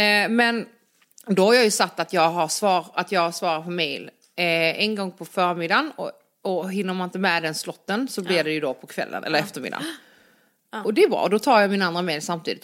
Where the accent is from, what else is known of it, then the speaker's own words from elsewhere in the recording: Ystad, Skåne, Sweden; jag är också från Ystad.